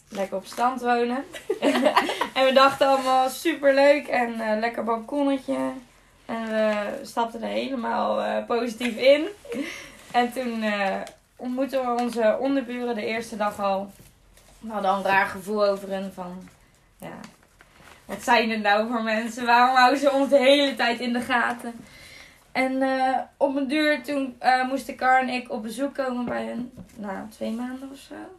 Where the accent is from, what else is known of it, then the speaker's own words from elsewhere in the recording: Zaltbommel, Gelderland, Netherlands; ik ben eh, geboren in Zalbommel. En eh, ja, weer terug in Zalbommel eigenlijk